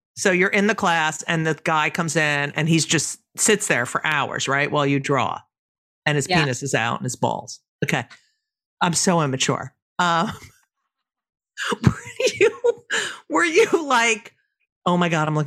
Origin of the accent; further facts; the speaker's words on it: New Jersey, United States; I grew up in New Jersey too